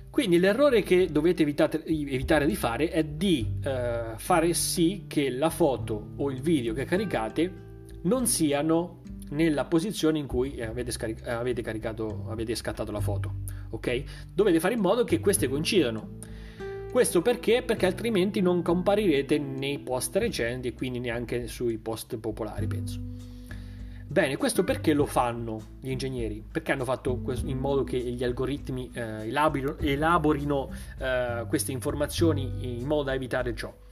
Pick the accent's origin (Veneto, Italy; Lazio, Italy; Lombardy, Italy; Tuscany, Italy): Lombardy, Italy; Milan; perché sono di Milano, va, torno a casa a Milano